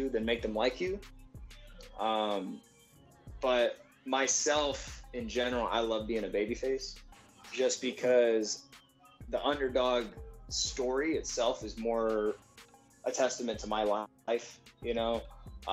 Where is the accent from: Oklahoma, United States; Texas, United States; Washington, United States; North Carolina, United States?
Texas, United States; also born or lived in San Antonio, Texas / Houston, Texas; I'm just a kid from Texas